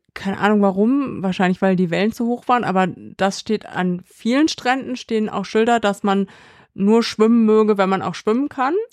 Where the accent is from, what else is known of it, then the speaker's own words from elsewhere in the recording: Kassel, Hesse, Germany; an Kassel, an meine Heimatstadt